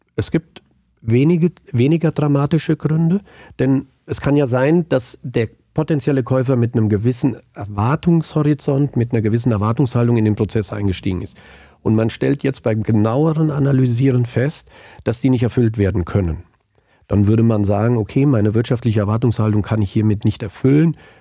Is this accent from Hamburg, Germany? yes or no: no; Angelburg, Hesse, Germany; also born or lived in Frankfurt; now in Biedenkopf, Germany; bin waschechter Hinterländer, aufgewachsen in Angelburg, jetzt aber schon lange in Biedenkopf